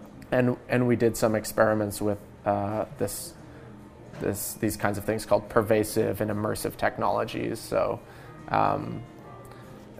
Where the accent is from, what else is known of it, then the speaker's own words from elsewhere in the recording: Hubley, Nova Scotia, Canada; I was born here in Nova Scotia and grew up kind of in the woods, out in Hubley.